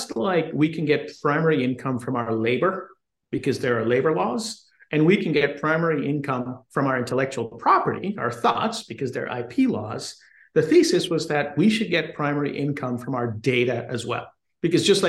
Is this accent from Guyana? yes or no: yes; Guyana; now in United States; I was born in South America, in Guyana, which is a British colony, and I migrated to the U.S. And did undergrad and the rest of my education in the U.S